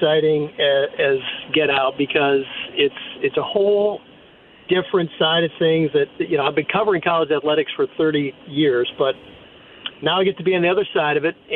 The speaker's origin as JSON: {"language": "English", "region": "Wisconsin", "country": "United States", "tie": "born or raised there", "moved": "yes", "said": "after 18 years here and growing up in Wisconsin"}